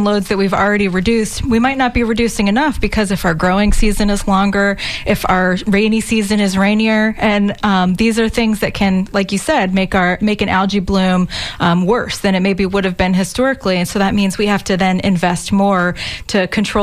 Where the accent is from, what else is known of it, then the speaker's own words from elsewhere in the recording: Pinellas County, Florida, United States; I'm a Pinellas County girl, born and raised. I grew up on St. Joseph Sound in the Gulf of Mexico